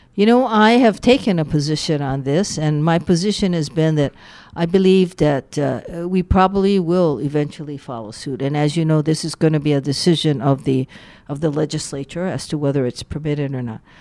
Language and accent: English; Waianae, Hawaii, United States; also born or lived in Honolulu; I grew up in Waianae